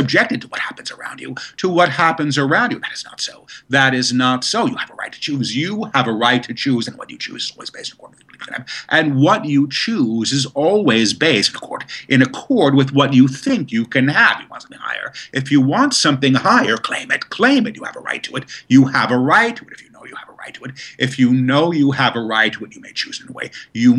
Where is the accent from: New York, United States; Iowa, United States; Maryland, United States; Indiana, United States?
New York, United States; New York City; I grew up in New York. We didn't do that in Manhattan.